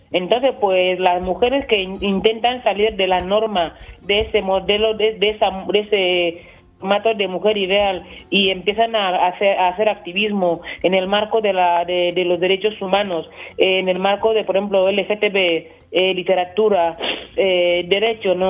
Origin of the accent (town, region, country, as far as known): Equatorial Guinea